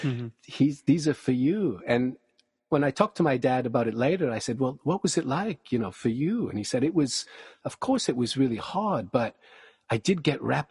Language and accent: English; small city near Kelowna, British Columbia, Canada; Kelowna is 30 minutes down the highway from my hometown